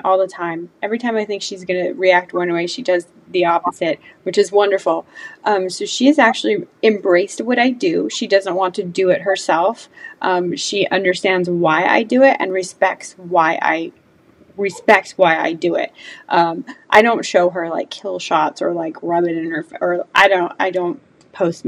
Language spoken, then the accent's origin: English; California, United States; now in Georgia, United States; I was born and raised in California